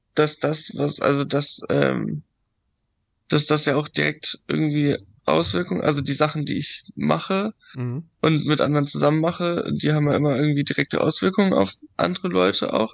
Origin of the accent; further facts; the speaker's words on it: Dithmarschen, Schleswig-Holstein, Germany; ich komme aus so einem, aus Dithmarschen, also da aus einem kleinen Dorf